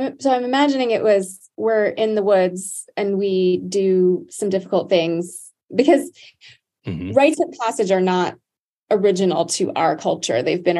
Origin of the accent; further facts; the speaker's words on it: Hawaii, United States; and I'm originally from Hawaii, that's where I'm from. I'm not Native Hawaiian